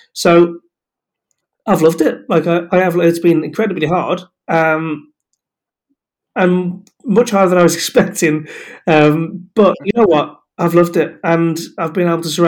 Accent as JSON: {"language": "English", "town": "Aberystwyth", "region": "Wales", "country": "United Kingdom", "tie": "born or raised there", "also_born_or_lived": "the Midlands", "said": "I always wanted to stay in the area that I grew up in, which is really, I mean, I was born in the Midlands, but Wales is home, and Aberystwyth in particular is home."}